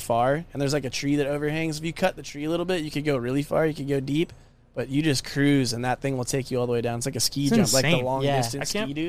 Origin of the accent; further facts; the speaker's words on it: Escondido, California, United States; especially in my hometown here, Escondido